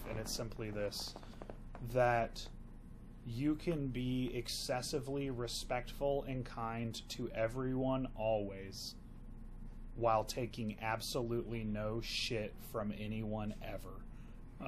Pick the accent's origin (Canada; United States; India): United States; the South; I'm from the South